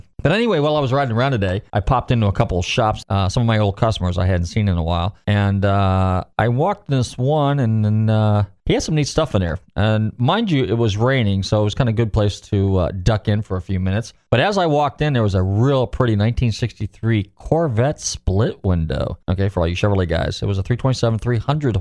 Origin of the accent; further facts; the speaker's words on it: California, United States; now in Pinellas County, Florida, United States; I grew up in California, so I was there when all that stuff was going on in the 70s